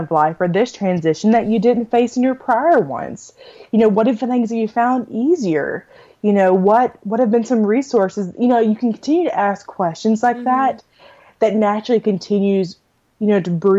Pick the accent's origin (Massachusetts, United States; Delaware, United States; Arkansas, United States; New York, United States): Arkansas, United States; also born or lived in New Braunfels, Texas; now in College Station, United States; my hometown in Arkansas